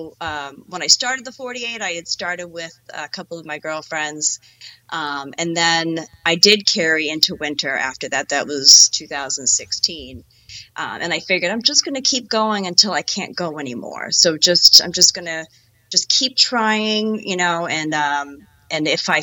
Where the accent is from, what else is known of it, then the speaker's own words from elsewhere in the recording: Nashua, New Hampshire, United States; I was born and raised here in New Hampshire, grew up in Nashua.